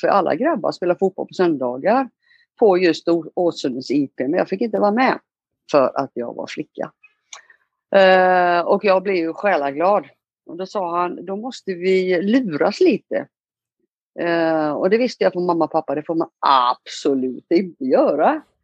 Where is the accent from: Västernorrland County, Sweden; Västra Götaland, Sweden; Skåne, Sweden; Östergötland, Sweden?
Västra Götaland, Sweden; Ulricehamn; moved away as an adult; also born or lived in Italy; now in Rio de Janeiro, Brazil; Vi flyttar in till Ulricehamn sen och så går jag skola där